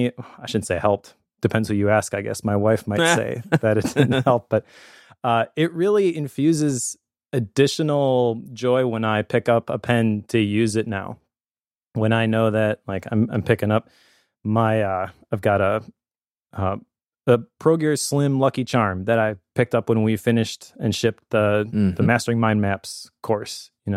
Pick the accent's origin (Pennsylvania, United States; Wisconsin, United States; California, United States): Wisconsin, United States; Appleton; So we were doing the, hey, where are you from? And I'm like, oh, some small town in Wisconsin you've never heard of, Appleton.